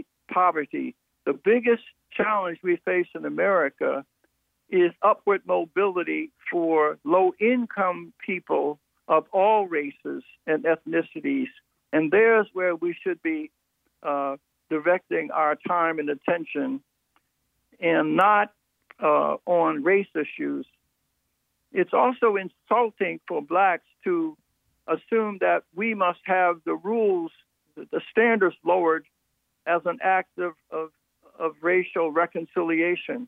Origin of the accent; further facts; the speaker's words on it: Philadelphia, Pennsylvania, United States; I was born in South Philadelphia during the Depression, during segregation, but we lived in a close-knit blue-collar neighborhood